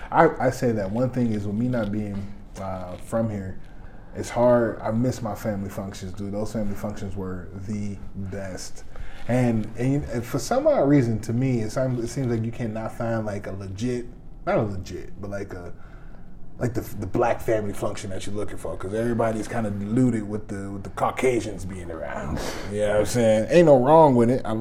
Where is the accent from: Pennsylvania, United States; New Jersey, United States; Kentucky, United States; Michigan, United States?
Michigan, United States; Detroit; moved away as an adult; now in Minnesota, United States; I'm originally from Detroit, Michigan. I've uh, been here in Minnesota for uh, 10, 11, maybe almost 12